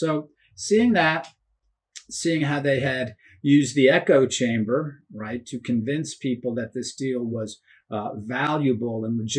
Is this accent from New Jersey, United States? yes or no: no; New York City, New York, United States; I was raised in New York City and I worked in the media in New York City.